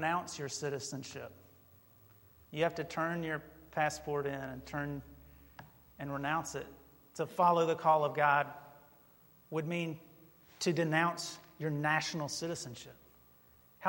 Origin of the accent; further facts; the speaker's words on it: North Carolina, United States; moved away; I was born in North Carolina